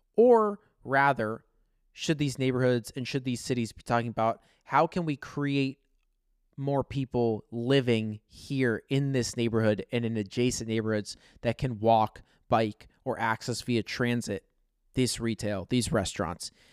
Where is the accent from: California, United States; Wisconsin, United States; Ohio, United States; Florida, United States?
Ohio, United States; Columbus; my hometown of Columbus, Ohio